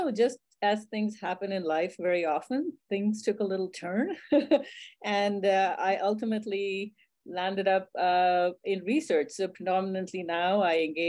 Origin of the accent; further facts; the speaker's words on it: India; moved away as an adult; I was raised in India